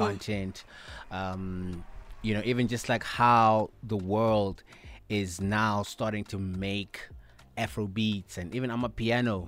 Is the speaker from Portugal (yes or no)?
no; South Africa; as black, uh, South Africans